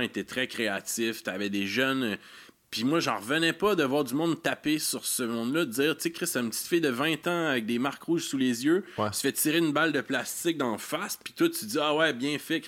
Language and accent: French; Quebec, Canada; en tant que Québécois